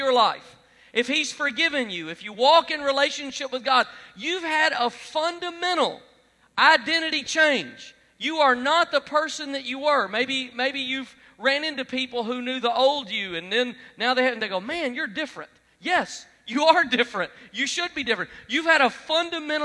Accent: Alabama, United States; I'm from Alabama

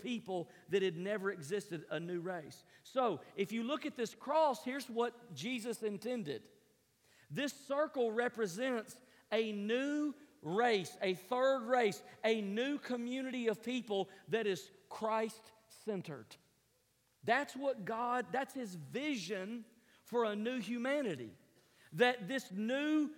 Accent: Tennessee, United States; moved away; I was raised in Tennessee

